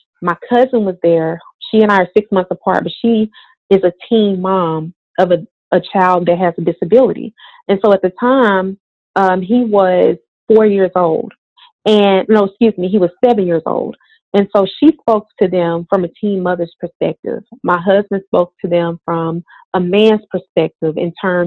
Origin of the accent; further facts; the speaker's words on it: Forest City, Arkansas, United States; moved away as an adult; also born or lived in Little Rock, Arkansas; growing up in Forest City